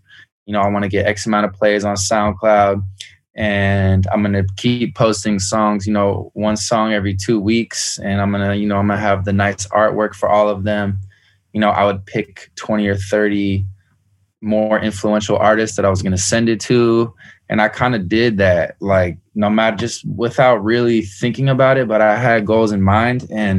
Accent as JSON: {"language": "English", "town": "San Francisco", "region": "California", "country": "United States", "said": "San Francisco, Bay Area."}